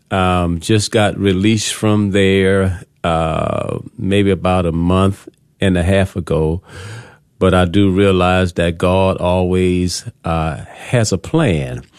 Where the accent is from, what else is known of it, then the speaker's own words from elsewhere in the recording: New Orleans, Louisiana, United States; moved away as an adult; now in Texas, United States; I am from the Big Easy, New Orleans, Louisiana, and I came here back in two thousand five, two thousand six